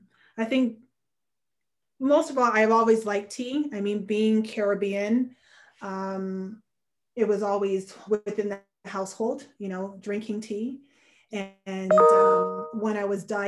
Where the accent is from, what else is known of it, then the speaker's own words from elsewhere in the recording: Hamilton, Ontario, Canada; born and raised in Hamilton, Ontario.